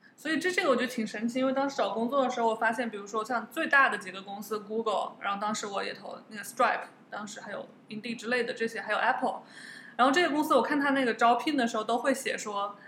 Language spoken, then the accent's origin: Chinese; China; also born or lived in United States; now in Singapore; 我们中国的国内